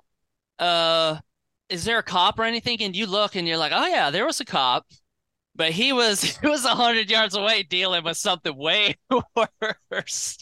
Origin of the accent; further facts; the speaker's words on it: Florida, United States; also born or lived in Gainesville, Florida; now in Nashville, United States; I grew up down in Florida